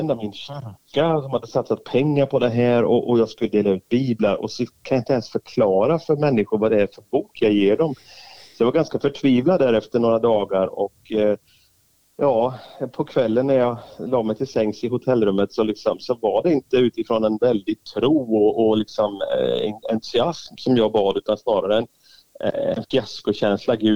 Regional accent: northern Albania, Albania; accent: northern Albanian mountain dialect; Jag pratar alltså en dialekt som man pratar uppe i bergen där inte ens folk i huvudstaden har varit där uppe.

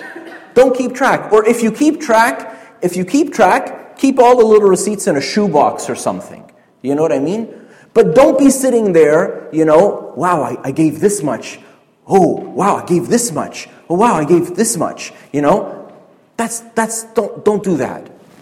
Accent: Canada; We're Canadian

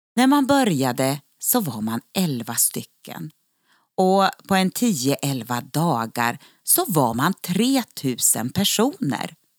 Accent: Örnsköldsvik, Västernorrland County, Sweden; den eh, väckelsebygd som jag kommer ifrån, ifrån Örnsköldsvik.

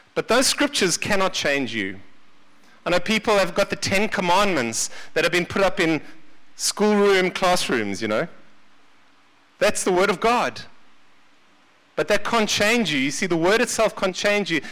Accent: Seychelles; now in South Africa; I was born in the Seychelles

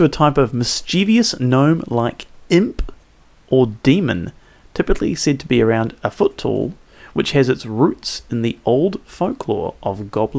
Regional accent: England, United Kingdom; I'm an illegal alien. I'm an …. Actually, I'm applying for a 90-day visa waiver program entry to this country.

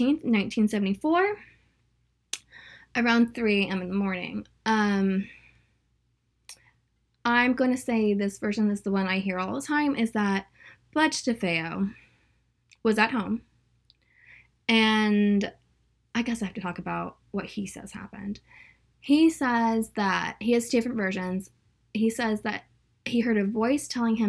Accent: California, United States; now in Atlanta, United States; I'm originally from California, so I'm used to houses being very, very close

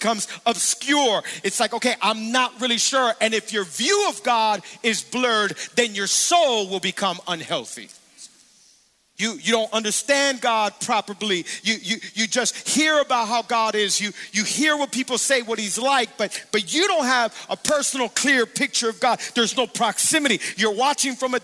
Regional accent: Miami, Florida, United States; I'm born and raised in Miami. I've been here my whole life

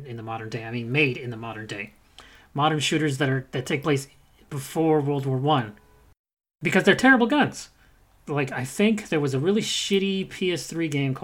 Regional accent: United States; I'm fucking American, who was born in the 21st century

